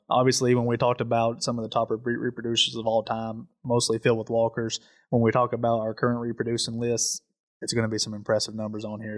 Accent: Southeast Tennessee, United States; I'm from Southeast Tennessee

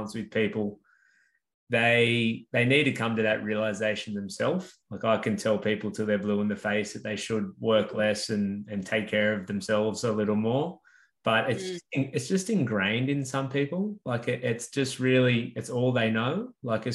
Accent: Central Coast, New South Wales, Australia; now in Newcastle, Australia; I grew up on the Central Coast, which is obviously not a big city

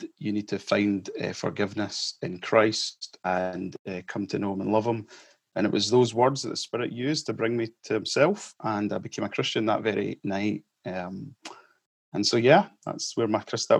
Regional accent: Kirkmuirhill, Scotland, United Kingdom; moved away as an adult; also born or lived in Malawi / Edinburgh; now in Cumbernauld, United Kingdom; when I was 4 years old, we moved as a family to South Lanarkshire in the little village of Kirkmuir Hill on the M74 and your way down to England. So I grew up there

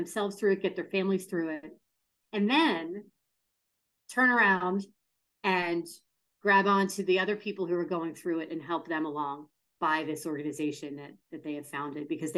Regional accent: Pittsburgh, Pennsylvania, United States; Pittsburgh centric, my hometown as well

